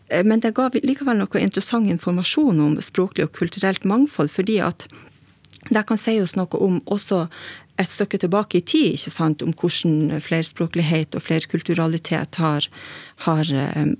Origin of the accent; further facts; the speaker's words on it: Lavangen, Troms, Norway; now in Kristiansand, Norway; Jeg har bodd i Kristiansand i over 20 år, men eh, jeg er ekte nordlending. Født og oppvoksen i Lavangen kommune sør i Troms.